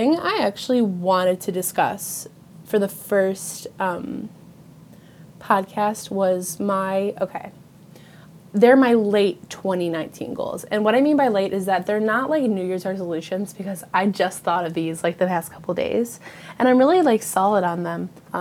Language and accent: English; Western New York, United States; I live in Western New York. I do not live in New York City. Every time I tell someone that I'm from New York